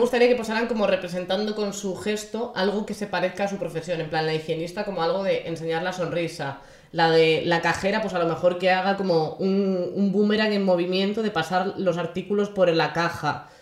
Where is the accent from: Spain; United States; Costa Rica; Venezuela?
Spain; Galicia; siendo gallega